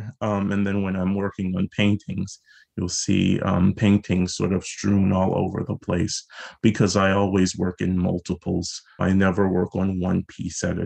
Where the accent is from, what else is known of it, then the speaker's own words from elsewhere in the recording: South Carolina, United States; now in Baltimore, United States; growing up in South Carolina